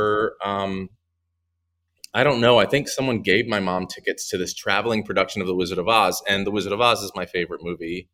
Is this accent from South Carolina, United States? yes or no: no; Ringgold, Virginia, United States; moved away as an adult; also born or lived in New York City, United States; now in Atlanta, United States; I actually grew up in Ringgold, Virginia, which is the county version okay. of the city. The city was Danville, but I grew up in Ringgold